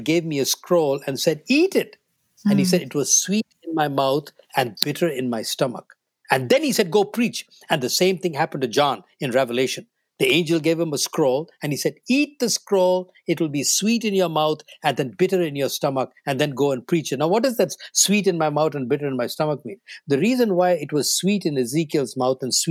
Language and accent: English; New Delhi, Delhi, India; first language Tamil; English is a second language; moved away as an adult; now in North America; I grew up in New Delhi in North India